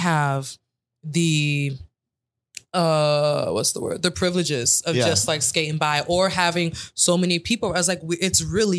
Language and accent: English; Central Florida, United States; now in New York, United States; I was born in Central Florida and I love it.